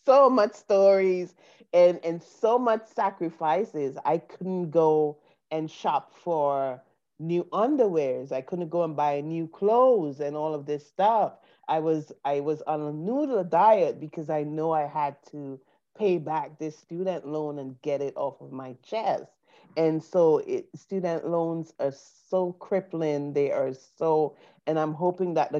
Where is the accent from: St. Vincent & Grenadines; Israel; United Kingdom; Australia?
St. Vincent & Grenadines; moved away as an adult; now in United States; coming from the Caribbean, coming from St. Vincent and Grenadines, I came to the U.S. on a student visa to study